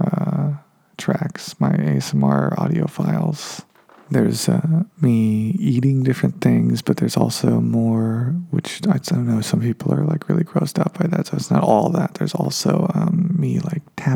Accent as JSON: {"language": "English", "town": "Reno", "region": "Nevada", "country": "United States", "moved": "yes", "lives_now": "Los Angeles, United States", "said": "I'm from Reno, Nevada, so that desert's different than down here"}